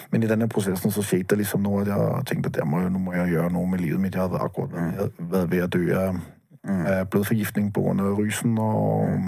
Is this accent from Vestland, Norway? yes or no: yes; Bergen, Vestland, Norway; Det liker jeg som bergenser